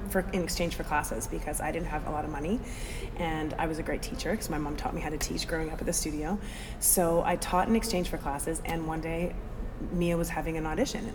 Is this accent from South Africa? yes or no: no; Edmonton, Alberta, Canada; moved away as an adult; also born or lived in Vancouver / New York City; Originally, I'm from Edmonton, Alberta, Canada.